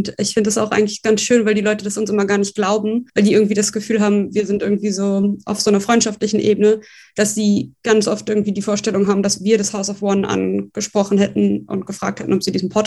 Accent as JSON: {"language": "German", "region": "Berlin", "country": "Germany", "tie": "born or raised there", "said": "geboren in Berlin und auch aufgewachsen hier. Also ich bin die einzige Berlinerin, das ist mir immer wichtig."}